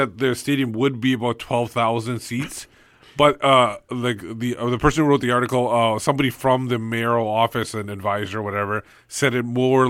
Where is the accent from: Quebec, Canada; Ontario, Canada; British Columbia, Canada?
British Columbia, Canada; Vancouver; now in Surrey, Canada; I'm an exile from Vancouver.